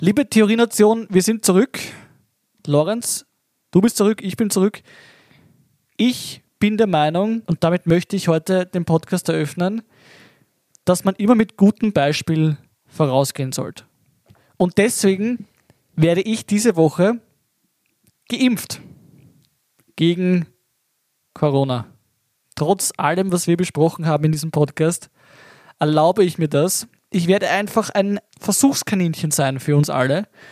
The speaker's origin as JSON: {"language": "German", "region": "Lower Austria", "country": "Austria", "said": "wie das ist bei uns in Niederösterreich"}